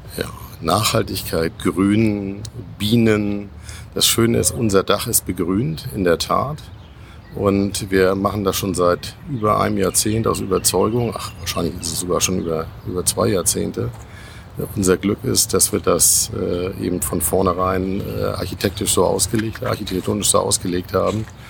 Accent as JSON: {"language": "German", "region": "Schleswig-Holstein", "country": "Germany", "tie": "born or raised there", "said": "Schleswig-Holstein oben, nämlich mal mein Heimatland"}